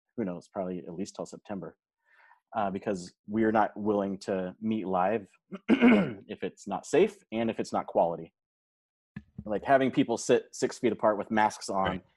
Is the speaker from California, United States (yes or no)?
yes; Modesto, California, United States; moved away as an adult; also born or lived in Stockton, California; now in Salem, United States; I grew up in Modesto, California